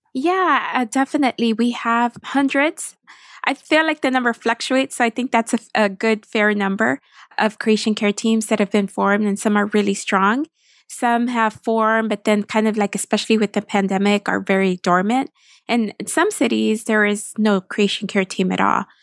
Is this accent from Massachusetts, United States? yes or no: no; Texas, United States; moved away as an adult; now in Washington, D.C., United States; I am from Texas and lived in D C for more than a decade now